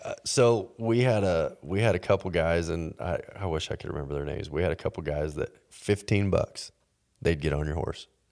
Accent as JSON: {"language": "English", "region": "Texas", "country": "United States", "tie": "born or raised there", "said": "Growing up in Texas"}